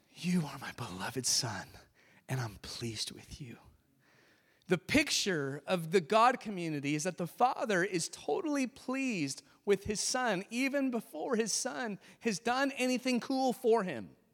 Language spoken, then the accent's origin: English; California, United States; moved away; I grew up in California